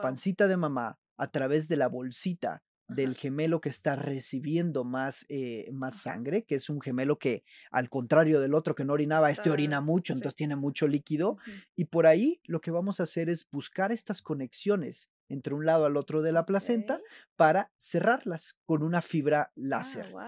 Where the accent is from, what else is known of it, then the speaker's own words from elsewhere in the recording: Veracruz, Mexico; moved away as an adult; also born or lived in Monterrey, Mexico / Belgium / Spain; soy veracruzano, jarocho. Después me desterraron a Monterrey.